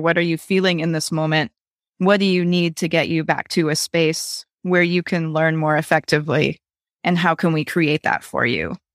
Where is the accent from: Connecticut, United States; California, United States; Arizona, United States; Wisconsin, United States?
Wisconsin, United States; I grew up in Wisconsin